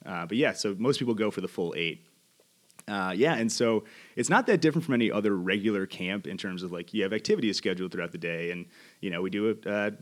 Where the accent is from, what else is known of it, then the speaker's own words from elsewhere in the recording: New York City, New York, United States; now in Los Angeles, United States; I'm originally from Queens, New York, currently living in Los Angeles.